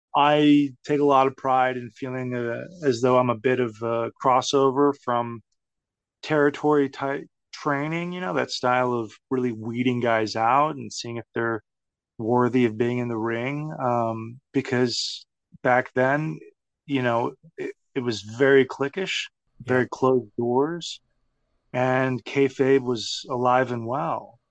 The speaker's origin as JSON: {"language": "English", "region": "Texas", "country": "United States", "tie": "born or raised there", "said": "growing up in Texas"}